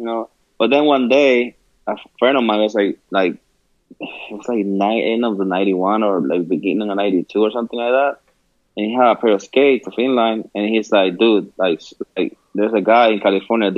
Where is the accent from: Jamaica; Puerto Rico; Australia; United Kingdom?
Puerto Rico; Quebradillas; moved away as an adult; now in United States; I grew up in San Jose. It's like a little town in Quebradillas.